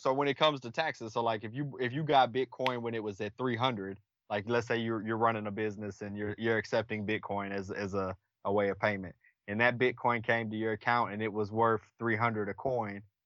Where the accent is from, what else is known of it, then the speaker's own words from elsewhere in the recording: Killeen, Texas, United States; I'm from Killeen, Texas, uh, born and raised, travel for a living now